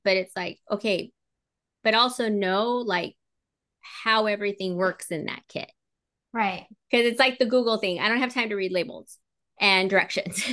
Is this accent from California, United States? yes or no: yes; Southern California, United States; moved away; I was born and raised out there in Southern California